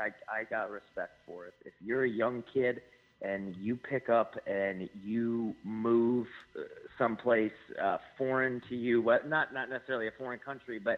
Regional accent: Albany, New York, United States; now in Saratoga Springs, United States; I'm from Albany, yep, and I live currently in Saratoga Springs.

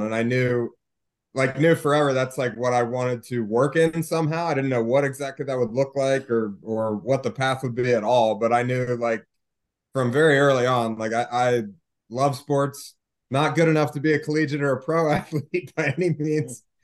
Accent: Maryland, United States; moved away; also born or lived in West Virginia; I grew up in Maryland, so Ravens, Orioles, you know, those are my teams.

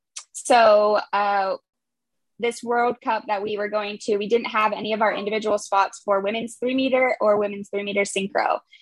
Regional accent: Pittsburgh, Pennsylvania, United States; now in Midland, United States; So I am born and raised in Pittsburgh

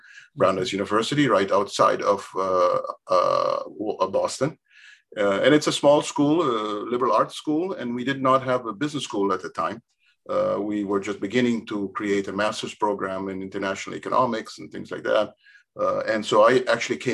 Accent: Curaçao; I grew up in Curaçao.

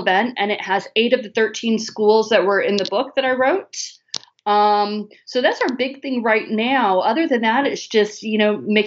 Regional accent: Chicago, Illinois, United States; now in Southern United States; I'm from Chicago. I live in the south

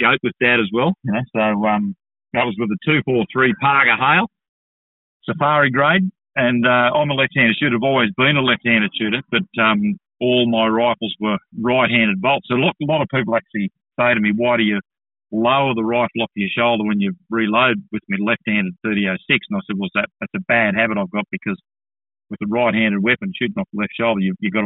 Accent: Orange, New South Wales, Australia; I was born in Orange, New South Wales, so I was sort of country born and bred

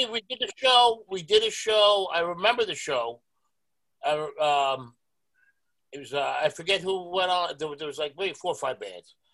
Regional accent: New York City, New York, United States; I was born and raised in Stapleton

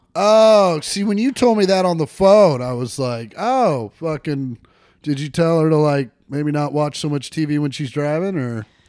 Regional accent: De Soto, Kansas, United States; now in Los Angeles, United States; I grew up in DeSoto, out in the sticks

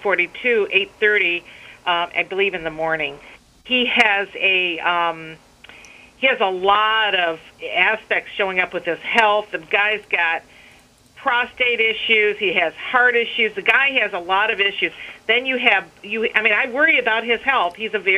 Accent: United States; I'm an American. I may be an Arab, but I am a strong American.

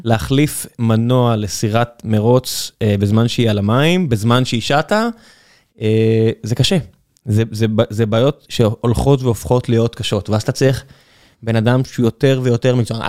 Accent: Beersheba, Southern District, Israel; אני, אני מכיר את זה מן הסתם כבאר שבעי

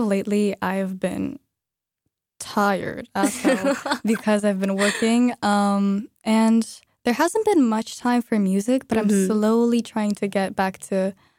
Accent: Moscow, Russia; moved away as an adult; as you just said. And yeah, I am from Moscow, Russia, in my freshman year of college. I moved in with Bella.

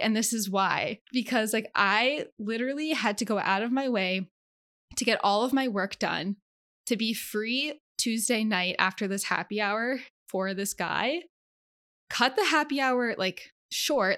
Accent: Connecticut, United States; moved away as an adult; also born or lived in Carlisle, Pennsylvania; now in Philadelphia, United States; I grew up in Connecticut

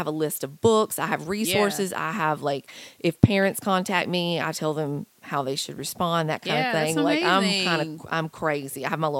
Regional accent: Clayton, United States; Clayton. Yeah.

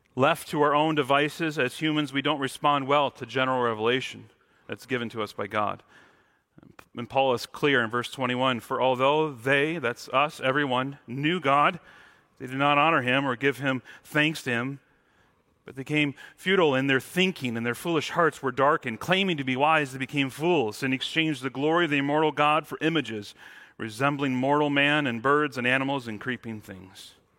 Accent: Mount Morris, Michigan, United States; now in Washington, United States; growing up in Michigan, I, I grew up in the town called Mount Morris, which had no mounts

